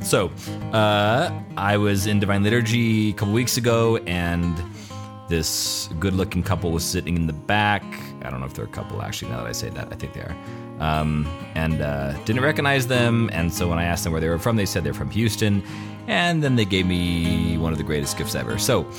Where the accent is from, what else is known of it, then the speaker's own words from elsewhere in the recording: County Meath, Ireland; I'm Irish.